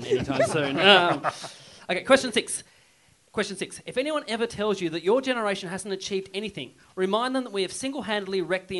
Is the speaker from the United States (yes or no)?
no; Burnie, Tasmania, Australia; I'm from Burnie.